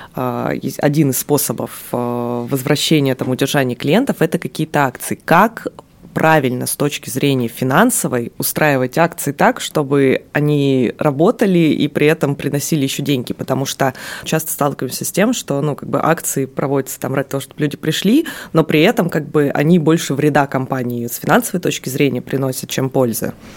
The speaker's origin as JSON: {"language": "Russian", "town": "Magadan", "region": "Magadan Oblast", "country": "Russia", "tie": "born or raised there", "moved": "yes", "said": "я родилась в Магадане"}